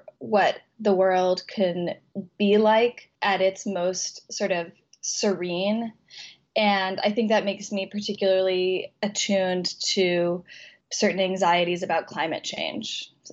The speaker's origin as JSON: {"language": "English", "region": "Colorado", "country": "United States", "tie": "born or raised there", "moved": "yes", "said": "my childhood in Colorado"}